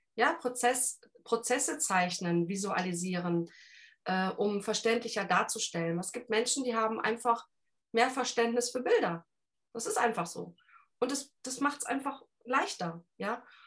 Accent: Cologne, North Rhine-Westphalia, Germany; accent: Rhineland; ich bin gebürtige Kölnerin, also Rheinländer Schnauze

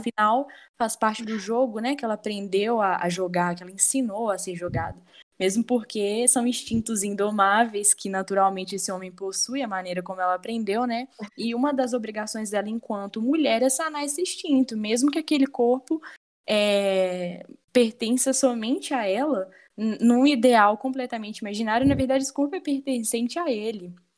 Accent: Brazil; enquanto brasileira

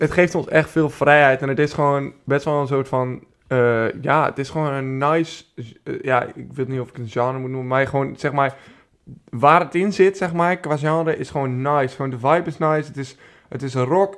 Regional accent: Beilen, Drenthe, Netherlands; also born or lived in Groningen; Ik kom zelf uit Bijlen, Drenthe. Maar Groningen is wel waar ik mijn, eh, waar ik mijn middelbare schooltijd heb doorgebracht.

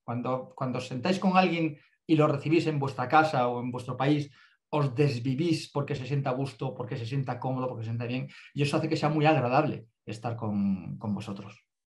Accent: Andalusia, Spain; somos del sur de España, somos todos del sur de España

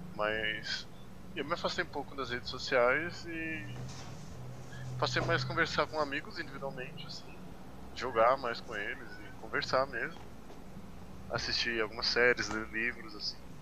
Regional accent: São Paulo, Brazil; now in São Bernardo do Campo, Brazil; Eu era de São Paulo, agora eu sou da BC

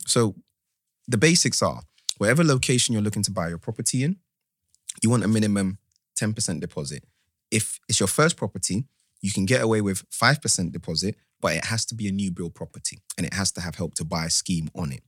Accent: Ghana; I'm from Ghana

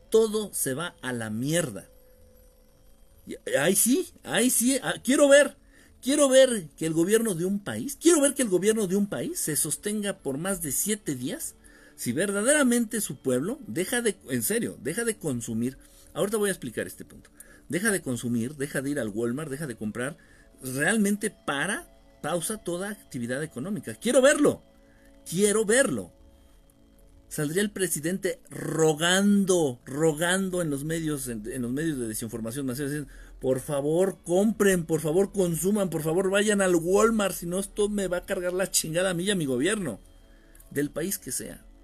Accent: Guerrero, Mexico; Eh, no están surtiendo alimentos aquí en mi pueblo, allá en Guerrero.

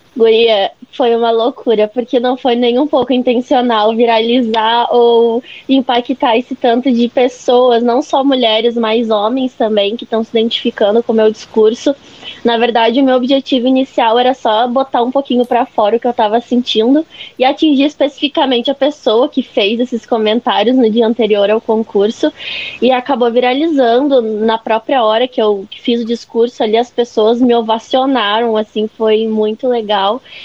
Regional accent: Lages, Santa Catarina, Brazil; eu nasci, cresci em Lages

